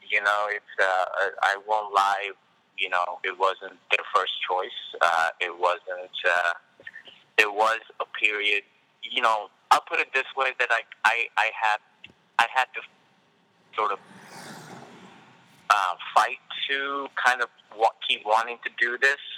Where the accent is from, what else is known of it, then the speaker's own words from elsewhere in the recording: Hyderabad, Telangana, India; I grew up in India. I grew up in Hyderabad, India, and my family was like in India.